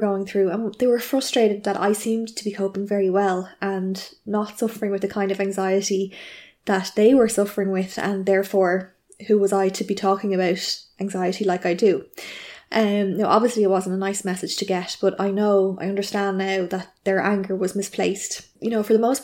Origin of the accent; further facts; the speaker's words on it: Ireland; I'm an Irish journalist